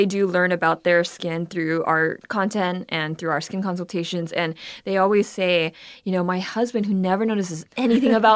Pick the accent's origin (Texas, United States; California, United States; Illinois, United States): California, United States; moved away as an adult; also born or lived in South Korea; growing up in California